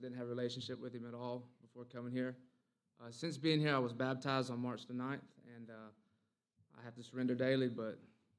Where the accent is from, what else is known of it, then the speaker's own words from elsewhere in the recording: Asheville, North Carolina, United States; I'm 27 years old. I'm from Asheville, North Carolina.